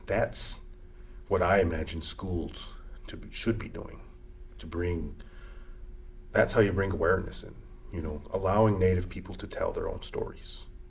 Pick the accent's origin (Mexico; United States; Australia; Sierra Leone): United States; first language Lakota; English is a second language; moved away; come from an Indian reservation where me speaking Lakota, which is my native language